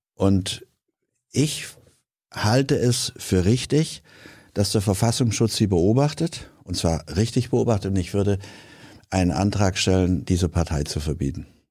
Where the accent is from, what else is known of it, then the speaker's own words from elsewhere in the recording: Hanau, Hesse, Germany; meine Heimatstadt, damals die Stadt meiner Eltern Hanau